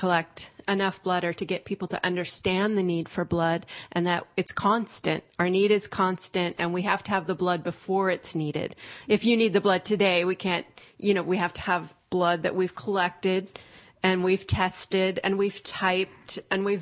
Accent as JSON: {"language": "English", "town": "Stockton", "region": "California", "country": "United States", "said": "I'm from Stockton"}